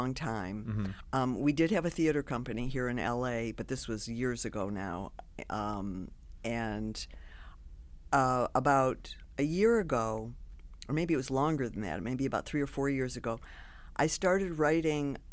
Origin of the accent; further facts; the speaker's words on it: Detroit, Michigan, United States; I lived in the same house my whole life till I went to college, and I went to Mumford High School in Detroit